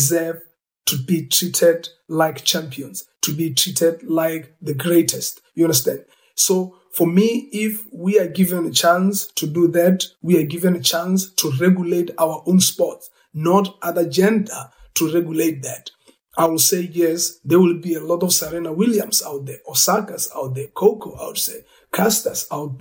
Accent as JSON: {"language": "English", "country": "South Africa", "said": "as a South African coming from apartheid era"}